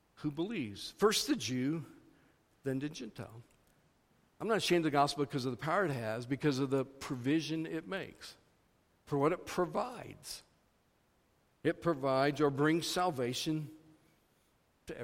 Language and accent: English; Missouri, United States; moved away as an adult; also born or lived in Iowa; I grew up in Missouri, but my wife and I have done most of our years of ministry in Iowa, and we're recently back in Missouri